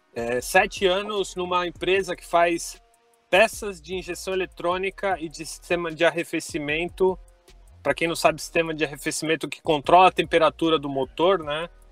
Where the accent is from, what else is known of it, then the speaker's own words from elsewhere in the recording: Santo André, São Paulo, Brazil; sou de Santo André, São Paulo